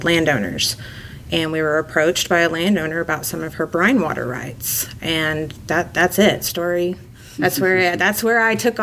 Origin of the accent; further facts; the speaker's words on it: Texas, United States; also born or lived in Dallas area, Texas / Houston area, Texas / Midland, Texas; Growing up in Texas, I've lived in, you know, the Dallas area and the Houston area